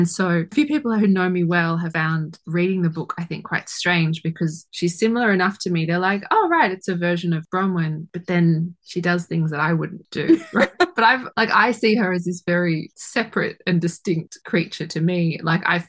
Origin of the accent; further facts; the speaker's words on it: Sydney, New South Wales, Australia; I grew up in Sydney, so it's like back in my home city